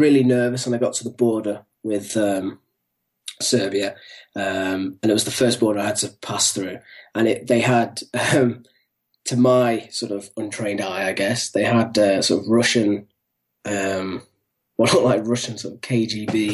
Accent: England, United Kingdom; I'm the Englishman.

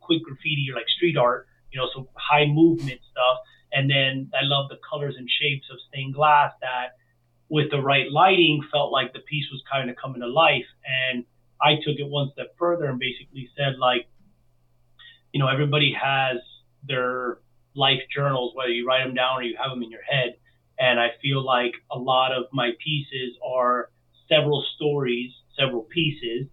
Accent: Miami, Florida, United States; I was born and raised in Miami. My family's from Cuba and Spain.

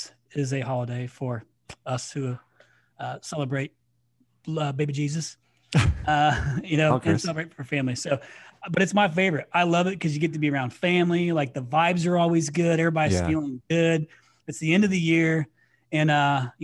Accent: Indiana, United States; moved away; my home state of Indiana

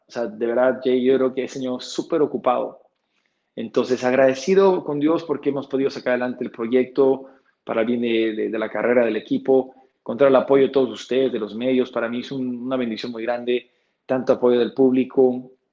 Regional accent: Bolivia; siendo el primer boliviano que llega allá

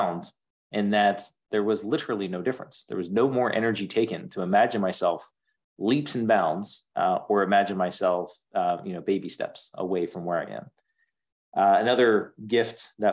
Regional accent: outside of Philadelphia, Pennsylvania, United States; I grew up outside of Philadelphia

